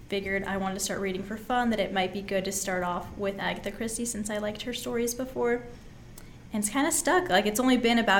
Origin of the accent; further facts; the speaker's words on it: Astoria, Oregon, United States; So I grew up in Astoria. I was born and raised in Astoria in Oregon, and I lived there until I was 18.